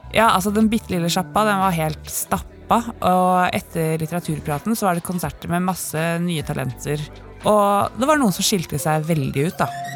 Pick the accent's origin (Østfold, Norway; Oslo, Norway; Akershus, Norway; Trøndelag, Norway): Oslo, Norway; Jeg vokste opp på Kampen, samme sted som et par av de seks gutta kommer fra